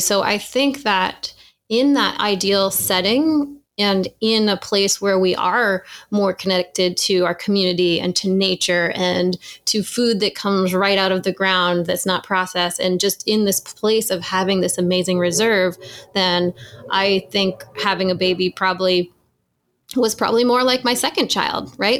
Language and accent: English; New Hampshire, United States; I grew up in New Hampshire